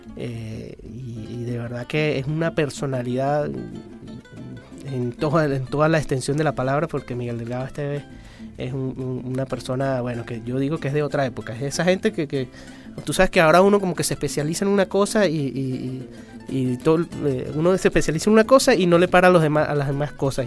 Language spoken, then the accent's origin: Spanish; Andean Venezuela, Venezuelan Andes, Venezuela; yo soy muy gocho